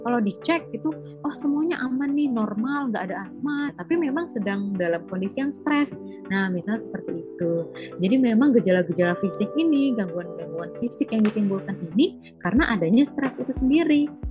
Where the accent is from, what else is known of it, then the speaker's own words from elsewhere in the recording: Pekanbaru, Riau, Indonesia; sebagai warga Pekanbaru